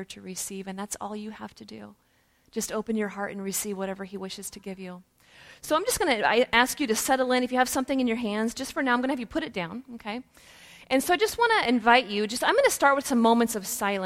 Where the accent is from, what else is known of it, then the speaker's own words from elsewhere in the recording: Woodland, Washington, United States; also born or lived in Ballard, Seattle, Washington; now in Texas, United States; I'm actually from the Northwest. I grew up in Woodland, Washington